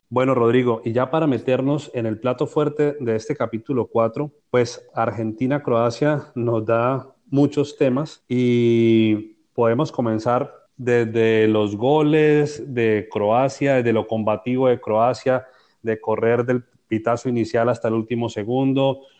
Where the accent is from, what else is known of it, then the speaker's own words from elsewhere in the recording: Colombia; como colombiano